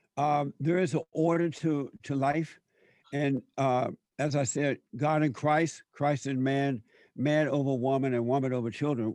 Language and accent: English; Alabama, United States; growing up in Alabama before the civil rights movement